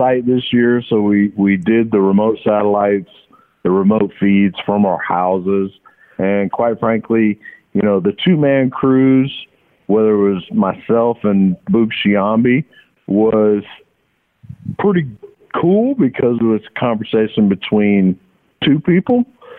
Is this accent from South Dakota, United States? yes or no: no; Pierson, Florida, United States; also born or lived in Jacksonville, United States; This is about my hometown of Pearson, Florida. This is about where I went to high school in Jacksonville for 3 years, where I boarded.